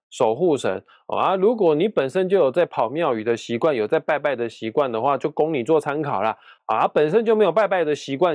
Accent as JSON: {"language": "Chinese", "town": "Kaohsiung", "country": "Taiwan", "said": "因为我是高雄人啊，高雄莲池潭的龙虎塔对面就是保生大帝庙，只要凡是我家人哦，有身体健康的问题的话，我一定会去莲池潭对面那间保生大帝庙去拜拜哦，那个地方我很熟啊"}